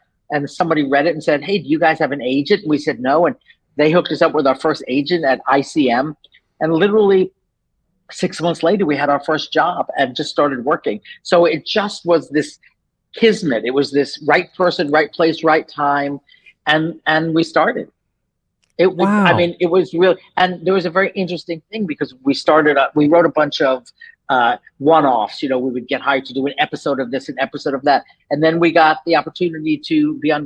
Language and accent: English; New York, United States; moved away as an adult; now in Los Angeles, United States; I'm from New York. So I grew up in New York